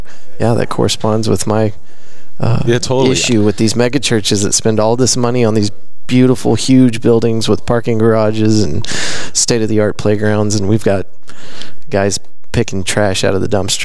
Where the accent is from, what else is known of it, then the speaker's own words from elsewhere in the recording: Abilene, Texas, United States; I grew up in Abilene, Texas, which at one time had the most churches per capita record, I guess, in the world.